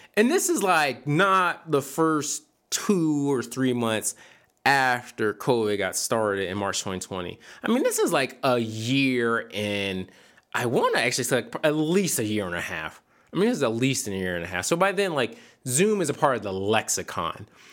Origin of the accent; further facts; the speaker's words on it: Philadelphia, Pennsylvania, United States; moved away; I grew up in the fifth large, the, at the time, the fifth largest city in America.